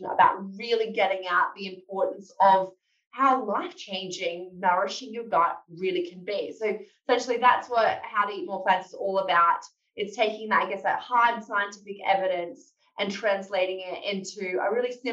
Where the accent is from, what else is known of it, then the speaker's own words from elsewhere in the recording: Australia; moved away as an adult; now in London, United Kingdom; I'm Australian by background. I moved over to the UK to work as a research fellow at King's College in London.